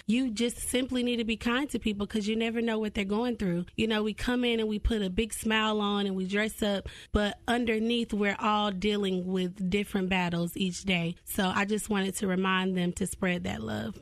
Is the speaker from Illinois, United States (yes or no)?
no; Cartersville, Georgia, United States; I'm originally from Cartersville, Georgia, so small town type of thing.